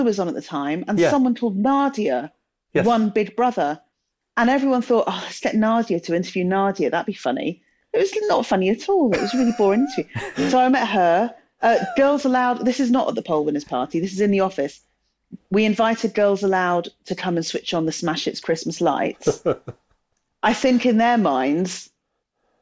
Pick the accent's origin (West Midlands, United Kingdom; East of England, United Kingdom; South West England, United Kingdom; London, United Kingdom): West Midlands, United Kingdom; Telford; I grew up in Telford in the West Midlands.